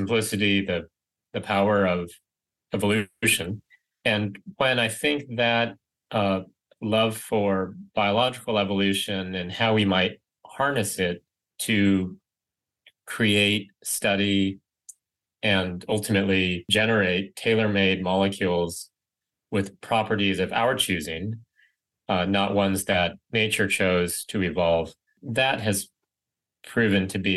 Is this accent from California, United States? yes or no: yes; Riverside, California, United States; moved away as an adult; I grew up in Riverside, California, suburb